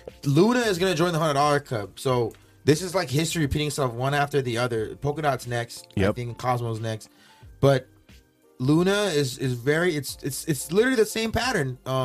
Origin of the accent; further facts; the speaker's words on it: Nigeria; This is one of our stereotypes about Americans in my home country in West Africa. You're welcome to take a dig at me. We can't always be too serious. I'm originally Nigerian.